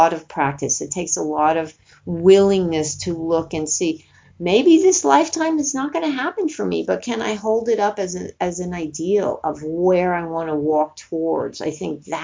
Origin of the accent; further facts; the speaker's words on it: Northeast, United States; moved away; where I grew up in East Coast and, you know, the Northeast